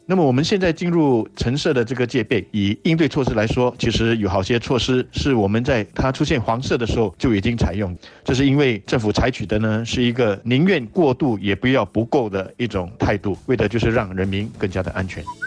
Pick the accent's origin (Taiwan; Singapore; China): Singapore; 我对我们新加坡人会做出这样子的一种反应